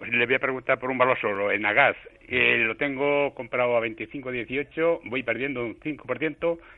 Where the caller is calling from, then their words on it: Madrid, Community of Madrid, Spain; Buenas tardes … de Madrid.